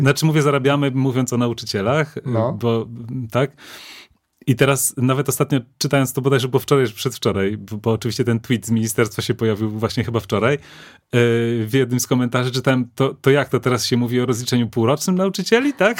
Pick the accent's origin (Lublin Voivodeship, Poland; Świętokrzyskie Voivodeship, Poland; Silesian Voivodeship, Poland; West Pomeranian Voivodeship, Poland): Lublin Voivodeship, Poland; Lublin; jesteśmy ze ściany wschodniej, jesteśmy z Lublina